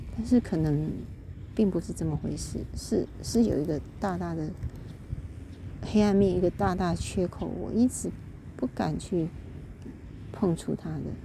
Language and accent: Chinese; Kaohsiung, Taiwan; 我住在，我从小就出生在高雄